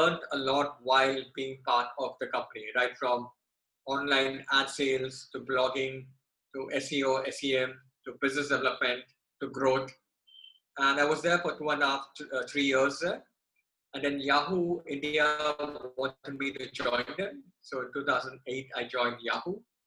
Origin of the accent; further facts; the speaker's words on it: Bangkok, Thailand; my early childhood, as in your case as well, has been spent in Southeast Asia, in Bangkok, Thailand